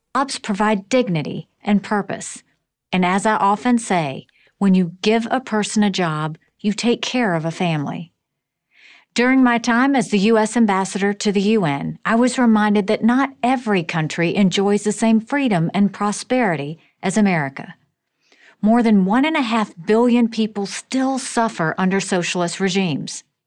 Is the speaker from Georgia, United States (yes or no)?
no; South Carolina, United States; I grew up in South Carolina as the daughter of Indian immigrants